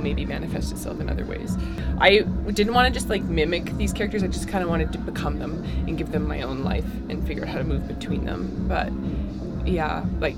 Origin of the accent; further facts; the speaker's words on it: Alberta, Canada; now in Winnipeg, Canada; I'm from Alberta, so it's like there's that little home heart in my head